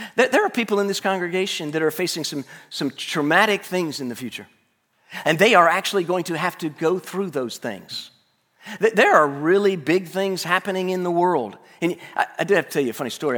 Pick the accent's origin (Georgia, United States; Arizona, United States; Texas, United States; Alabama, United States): Alabama, United States; Tuscaloosa; I Grew up in Tuscaloosa